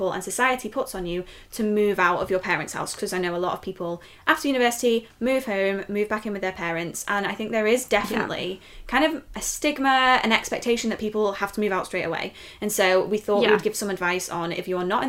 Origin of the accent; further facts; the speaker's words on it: near Liverpool, North West England, United Kingdom; moved away as an adult; also born or lived in Leeds; now in York, United Kingdom; I grew up near Liverpool